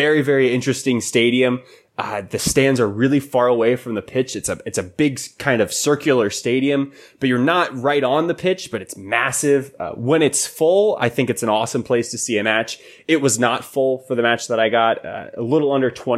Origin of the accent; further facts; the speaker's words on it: United States; I'm an American